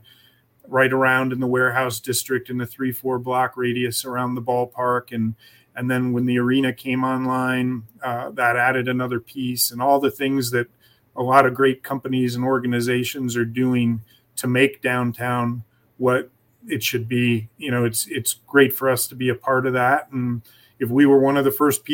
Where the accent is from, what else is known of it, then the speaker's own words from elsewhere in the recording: Philadelphia, Pennsylvania, United States; moved away as an adult; also born or lived in Arizona; now in Toledo, United States; I am from the Philadelphia area